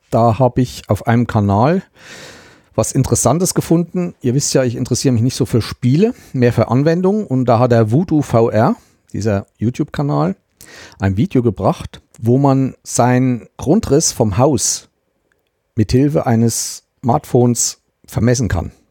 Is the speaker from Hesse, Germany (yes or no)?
no; Thuringia, Germany; Ich stamme ja aus dem Landkreis Meiningen-Schmalkalden und Meiningen ist ja unsere Amtsstadt, also Landratsstadt.